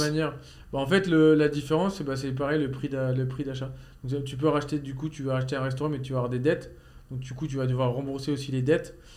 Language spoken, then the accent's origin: French; Normandy, France; je viens de Normandie